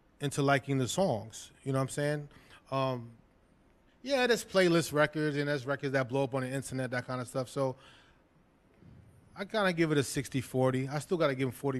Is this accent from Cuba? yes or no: no; New York City, New York, United States; also born or lived in Flatbush, Brooklyn; I grew up in the Lower East Side, the majority of my living in Brooklyn